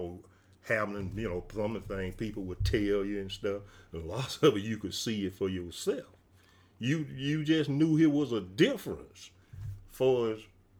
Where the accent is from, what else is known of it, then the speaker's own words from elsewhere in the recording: Mississippi, United States; What we grew up in the South and Mississippi, and it's all over the state of Mississippi and the South too.